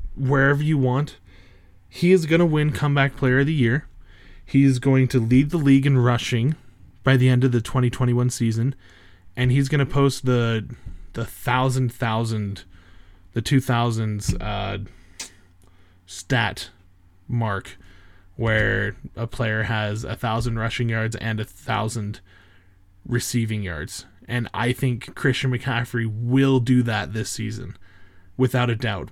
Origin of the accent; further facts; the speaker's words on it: Canada; I'm Canadian